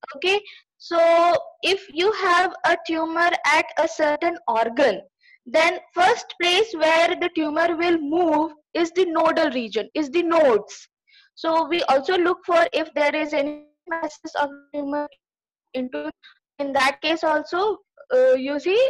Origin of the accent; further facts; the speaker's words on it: Ranchi, Jharkhand, India; also born or lived in Delhi / Bangalore; I am basically from Ranchi, Jharkhand, and I have traveled across country, and I have lived in Delhi for a year. I was in Bangalore for almost 5 years